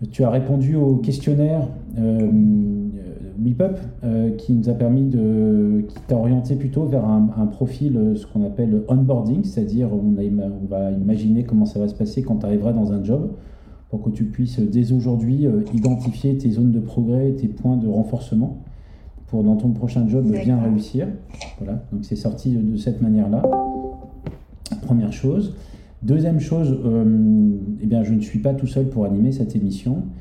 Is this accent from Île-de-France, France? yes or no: yes; Paris, Île-de-France, France; born there; also born or lived in Marseille / London; Euh, je suis parisien à la base. Hein. Je, suis né à Paris.